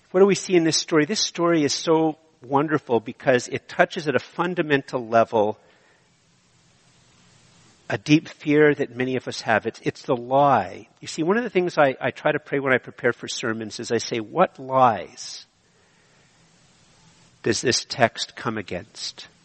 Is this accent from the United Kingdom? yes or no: no; Canada; I am so Canadian